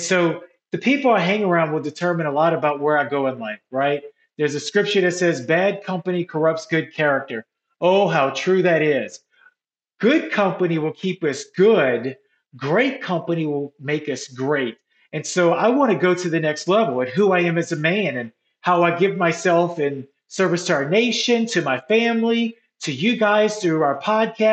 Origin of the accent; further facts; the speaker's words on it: New Orleans, Louisiana, United States; moved away; my hometown of New Orleans